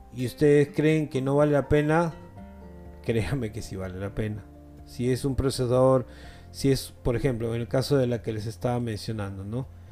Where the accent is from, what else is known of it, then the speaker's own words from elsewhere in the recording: Peru; acá en mi país, en Perú